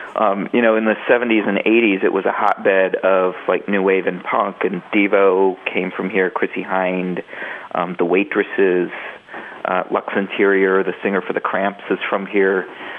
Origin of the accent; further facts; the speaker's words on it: Akron, Ohio, United States; So I'm born in Akron, and I think I'm probably one of the few people of my generation who's never left.